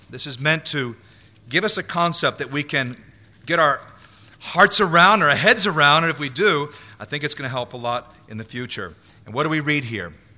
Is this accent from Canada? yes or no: no; United States; I was born in the U S. I am an American citizen